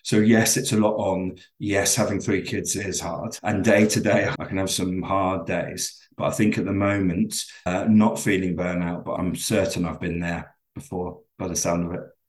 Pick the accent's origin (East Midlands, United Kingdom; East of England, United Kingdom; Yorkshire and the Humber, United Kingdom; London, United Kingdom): London, United Kingdom; accent: very English; moved away as an adult; now in Glasgow, United Kingdom; I'm originally from London, but I moved here about 20 years ago